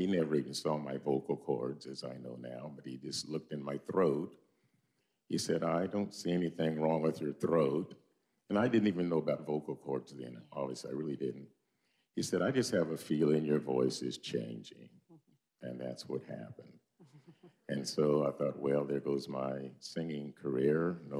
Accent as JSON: {"language": "English", "town": "Centerville", "region": "Iowa", "country": "United States", "tie": "born or raised there", "moved": "as an adult", "said": "I was from Centerville, remember?"}